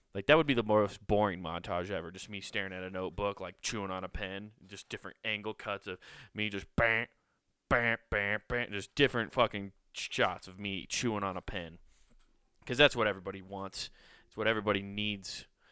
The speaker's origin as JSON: {"language": "English", "town": "Council Bluffs", "region": "Iowa", "country": "United States", "tie": "born or raised there", "said": "my hometown of Council Bluffs"}